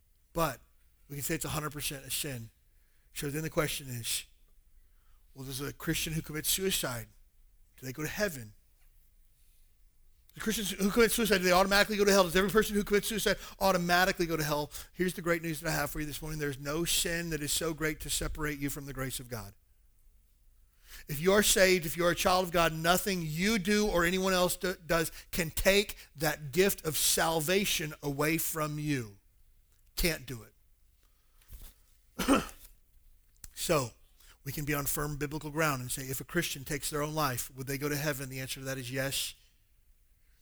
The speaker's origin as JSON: {"language": "English", "region": "the South", "country": "United States", "tie": "born or raised there", "moved": "yes", "lives_now": "Hawaii, United States", "said": "I grew up in the South"}